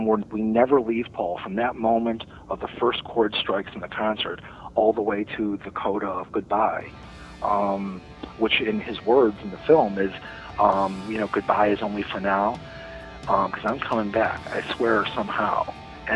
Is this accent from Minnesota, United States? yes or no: no; Chicago, Illinois, United States; I was a kid growing up on Addison Street in Chicago, a couple of miles from Wrigley Field